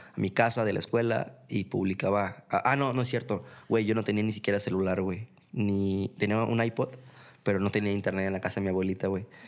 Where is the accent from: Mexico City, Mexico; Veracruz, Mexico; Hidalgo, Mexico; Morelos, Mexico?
Mexico City, Mexico; moved away as an adult; now in Guadalajara, Mexico; yo soy de Ciudad de México, para empezar no soy de aquí de Guadalajara, eh, soy chilango de, de nacimiento, eh, tapatío por adopción